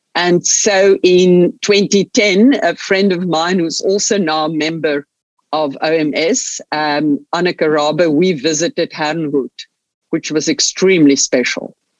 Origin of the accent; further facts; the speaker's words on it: Stellenbosch, Western Cape, South Africa; also born or lived in Munich, Germany; I was born here in Stellenbosch in the winelands in the Cape, in uh, southern part of South Africa. Grew up here